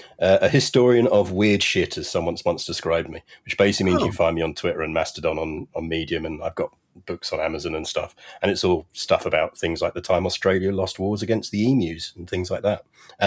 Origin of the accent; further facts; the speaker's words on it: London, United Kingdom; also born or lived in New York; I come from London, and that means my accent code switches anyway.